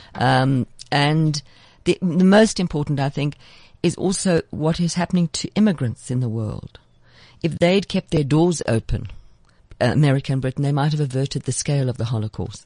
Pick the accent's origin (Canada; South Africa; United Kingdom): South Africa